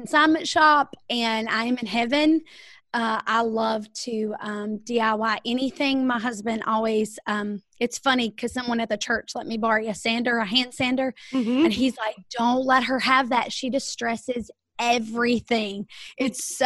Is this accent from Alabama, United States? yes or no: no; Rock Hill, South Carolina, United States; I am from South Carolina, Rock Hill, South Carolina